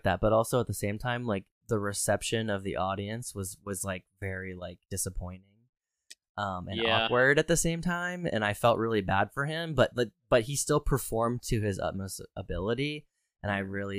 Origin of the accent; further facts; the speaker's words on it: Harrisburg, Pennsylvania, United States; my hometown